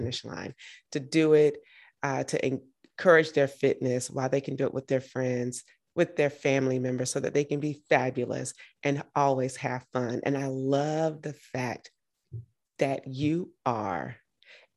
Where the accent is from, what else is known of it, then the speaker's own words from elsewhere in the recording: Georgia, United States; I'm from Georgia, so we know good ribs.